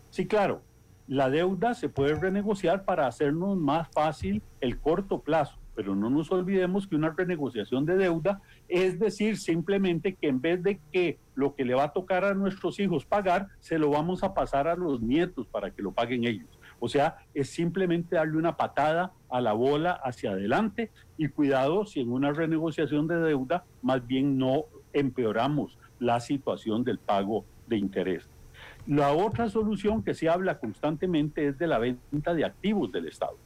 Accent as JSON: {"language": "Spanish", "country": "Costa Rica"}